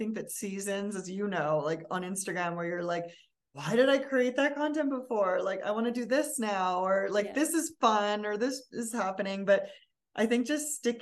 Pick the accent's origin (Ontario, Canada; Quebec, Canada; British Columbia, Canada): British Columbia, Canada; Vancouver; moved away as an adult; also born or lived in Berlin, Germany / New York, United States; I'm from Vancouver